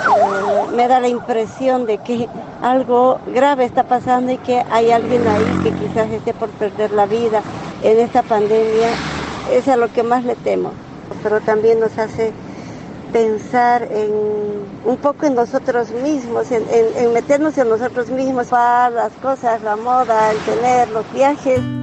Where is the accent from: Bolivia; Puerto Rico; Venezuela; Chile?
Bolivia; Santa Cruz de la Sierra, Santa Cruz; soy de Santa Cruz, Ana Caliente, que es parte de la Amazonía y estamos unidos por eso con Brasil y Paraguay